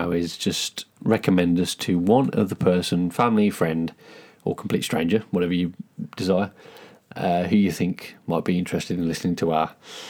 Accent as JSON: {"language": "English", "country": "United Kingdom", "moved": "as an adult", "lives_now": "Japan", "said": "We're a British couple, married, and we have lived in Japan for the past 3 years plus."}